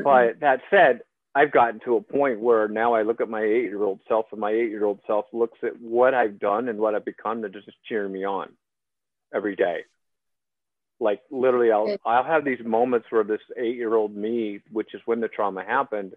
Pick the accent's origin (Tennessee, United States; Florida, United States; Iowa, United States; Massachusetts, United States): Iowa, United States; you're living in Iowa where I grew up